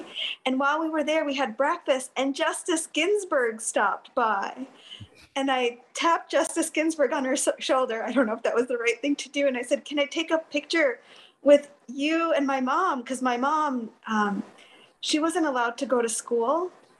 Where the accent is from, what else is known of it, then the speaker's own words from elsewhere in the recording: New York, United States; moved away as an adult; also born or lived in Washington, D.C.; We grew up in New York.